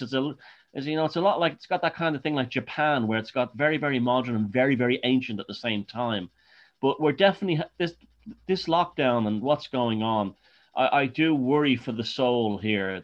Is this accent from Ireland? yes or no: yes; Ireland; I was born in Ireland